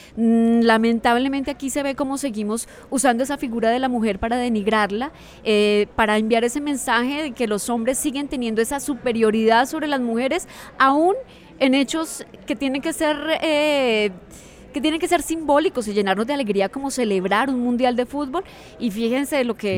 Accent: Colombia; para nosotras como mujeres, como colombianas

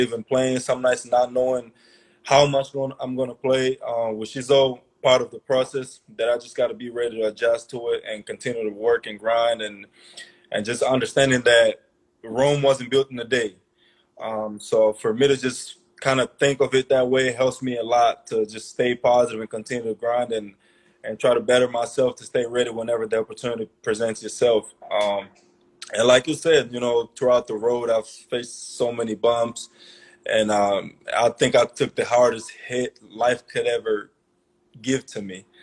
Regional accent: Angola; moved away as an adult; also born or lived in Maryland; a kid like me growing up in Angola

